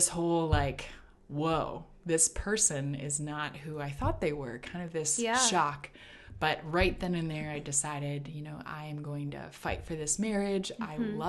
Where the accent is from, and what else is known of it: Minnesota, United States; born or raised there; moved away as an adult; also born or lived in Texas